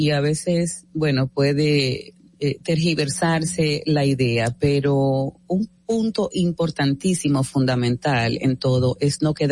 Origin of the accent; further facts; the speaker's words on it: Dominican Republic; soy dominicana.